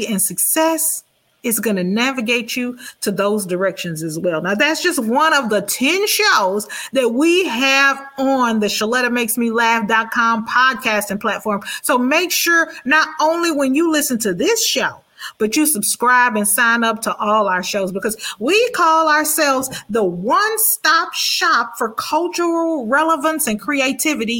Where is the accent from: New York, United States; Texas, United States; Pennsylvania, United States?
Texas, United States; Houston; I grew up in Fifth Ward Kelly Court Projects